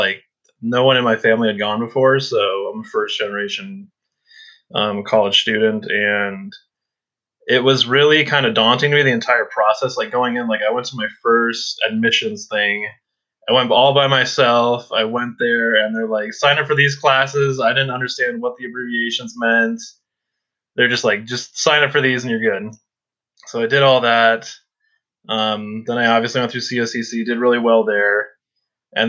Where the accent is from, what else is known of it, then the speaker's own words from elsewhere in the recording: Central Oregon, United States; also born or lived in Chicago, Illinois; I've kind of grown up in Central Oregon